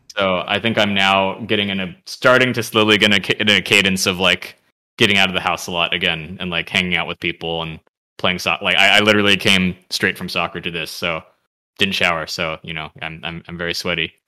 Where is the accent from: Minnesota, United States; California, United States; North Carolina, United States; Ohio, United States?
California, United States; San Jose; we grew up together in San Jose